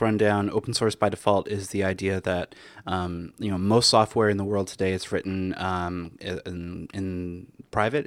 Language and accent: English; Canada; now in New York, United States; I'm Canadian originally, so living in America has been